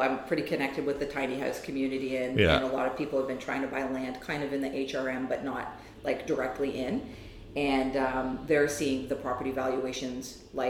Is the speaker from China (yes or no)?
no; Saint John, New Brunswick, Canada; moved away as an adult; also born or lived in Halifax / Ontario; I grew up in St. John, New Brunswick.